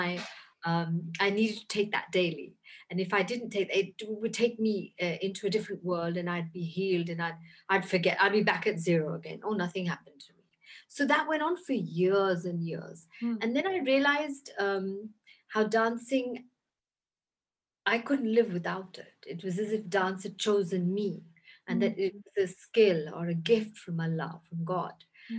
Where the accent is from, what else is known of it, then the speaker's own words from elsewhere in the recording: London, United Kingdom; moved away as an adult; also born or lived in Lahore, Pakistan / India; now in Pakistan; I grew up in London, and I was born in Lahore in Pakistan.